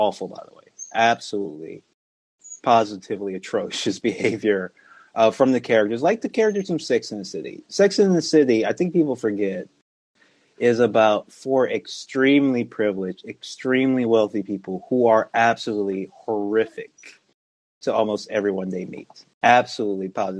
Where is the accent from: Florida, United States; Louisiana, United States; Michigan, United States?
Louisiana, United States; I'm from Louisiana